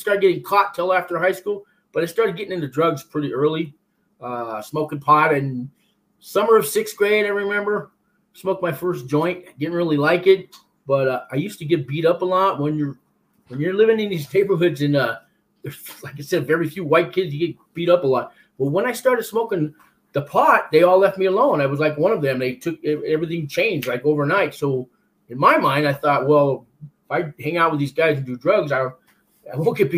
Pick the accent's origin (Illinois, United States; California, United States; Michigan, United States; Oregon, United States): California, United States; San Francisco; also born or lived in Florence, Colorado; I was born and raised in San Francisco